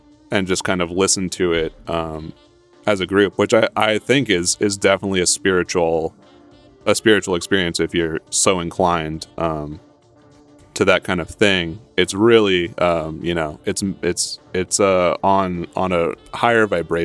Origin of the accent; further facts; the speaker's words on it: Ashland, Oregon, United States; also born or lived in Santa Monica, California; I'm from Ashland. I was born in Santa Monica, but I grew up in Southern Oregon, Ashland, Oregon